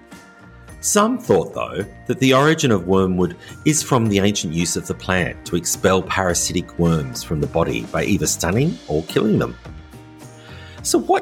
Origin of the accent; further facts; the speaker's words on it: Australia; moved away as an adult; also born or lived in rural France; now in France; an Australian living in rural France